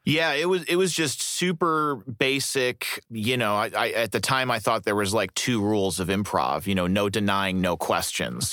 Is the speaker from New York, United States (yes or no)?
no; Berwyn, Illinois, United States; also born or lived in Fort Wayne, Indiana / Defiance, Ohio; when I was nine, they moved us back to Cook County, and I grew up in a suburb called Berwyn, Illinois, which is like just on the city limits. I went to high school in Chicago